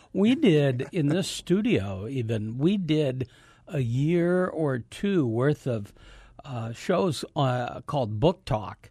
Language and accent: English; Davenport, Iowa, United States; moved away as an adult; I grew up in Davenport, Iowa.